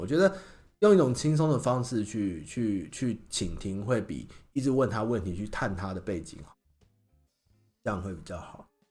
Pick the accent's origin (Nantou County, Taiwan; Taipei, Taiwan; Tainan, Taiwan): Tainan, Taiwan; Xinying; 我老家在新营